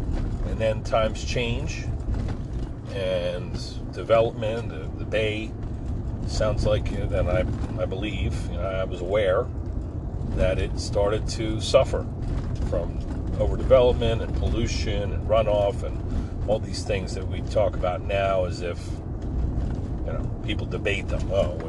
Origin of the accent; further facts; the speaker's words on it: Forked River, New Jersey, United States; my hometown of Forked River